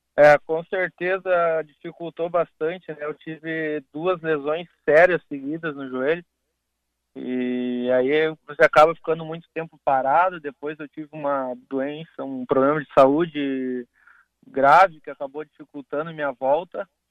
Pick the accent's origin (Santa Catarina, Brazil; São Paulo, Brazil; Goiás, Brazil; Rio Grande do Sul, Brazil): Rio Grande do Sul, Brazil; Porto Alegre; Sou daqui de Porto Alegre